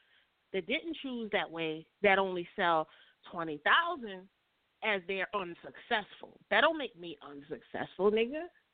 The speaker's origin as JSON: {"language": "English", "region": "New York", "country": "United States", "moved": "yes", "lives_now": "Atlanta, United States", "said": "because I'm from New York"}